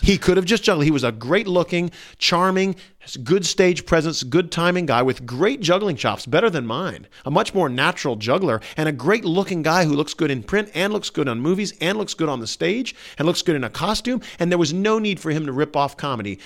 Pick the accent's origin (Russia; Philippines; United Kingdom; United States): United States; the Bible Belt; I grew up in the Bible Belt